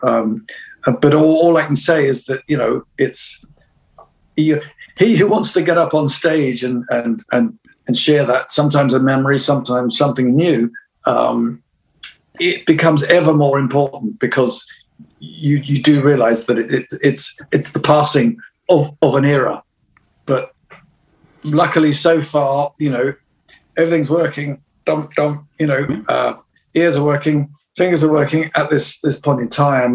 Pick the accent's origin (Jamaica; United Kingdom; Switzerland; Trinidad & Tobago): United Kingdom; other than being British